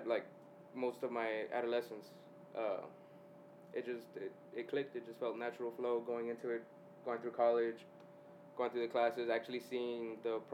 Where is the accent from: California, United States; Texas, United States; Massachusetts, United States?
Texas, United States; McAllen; also born or lived in Kingsville, Texas / Corpus Christi, Texas; I'm from McAllen. We're McAllen area, Edinburgh